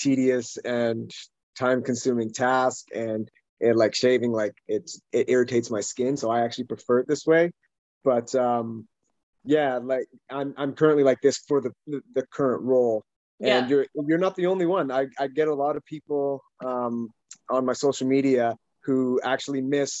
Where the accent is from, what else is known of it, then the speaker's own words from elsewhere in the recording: Calgary, Alberta, Canada; now in Vancouver, Canada; I'm from originally Calgary, Alberta